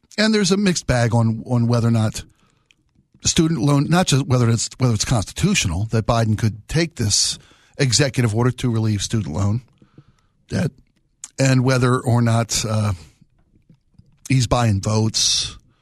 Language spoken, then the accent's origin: English; Baltimore, Maryland, United States; I was born and raised in Baltimore